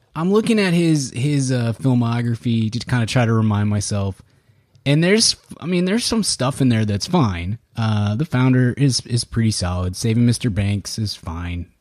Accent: Texas, United States; we're Texan and I grew up on, on Texas history

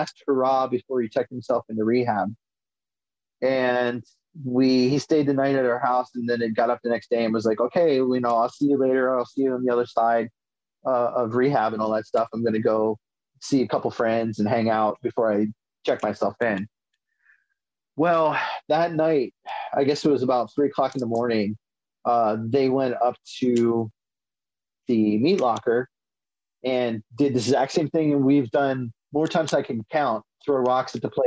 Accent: Ephrata, Pennsylvania, United States; I'm from Ephrata, Pennsylvania, and we always used to go outside Reading, Pennsylvania

